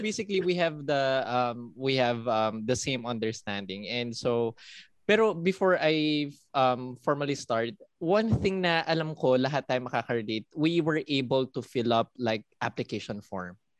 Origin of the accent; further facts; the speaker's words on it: Philippines; also born or lived in Singapore; Pinoy po talaga ako